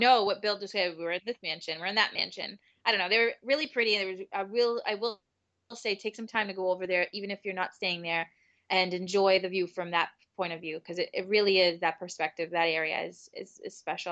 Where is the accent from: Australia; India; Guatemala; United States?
United States; New England; we're from New England